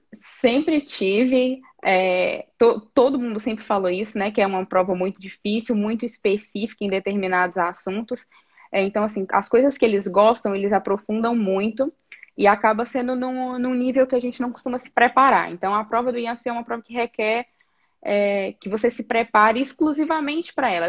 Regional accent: Teófilo Otoni, Minas Gerais, Brazil; moved away as an adult; also born or lived in Niterói, Rio de Janeiro; now in São Paulo, Brazil; eu sou de Teoflotone, Minas Gerais é, Nordeste de Minas

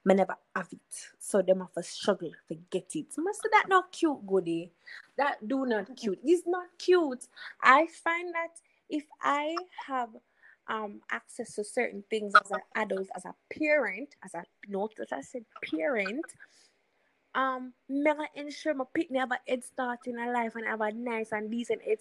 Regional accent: Jamaica; we see as parents, as Jamaican parents

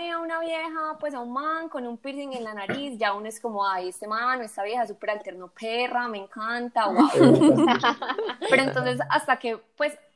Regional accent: Medellín, Antioquia, Colombia; la gente puede decir que sí, que soy otra grilla de Medellín más, que tiene el pelo largo y liso

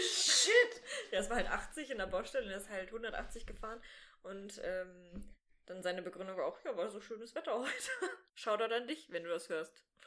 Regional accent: Sauerland, North Rhine-Westphalia, Germany; now in Bochum, Germany; ich bin in einem kleinen Kaff aufgewachsen im Sauerland

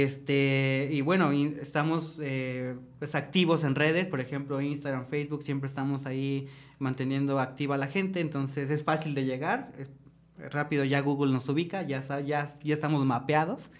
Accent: State of Mexico, Mexico; moved away as an adult; also born or lived in Tulum; now in Querétaro, Mexico; soy originario del Estado de México, tengo 27 años

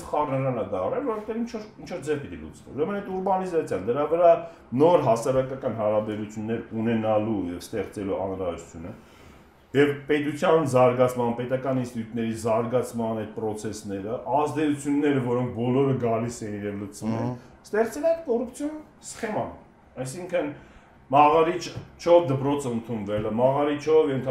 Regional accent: Vanadzor, Lori, Armenia; կամ Վանաձորը ասացի, որովհետև բնիկ Վանաձորից։

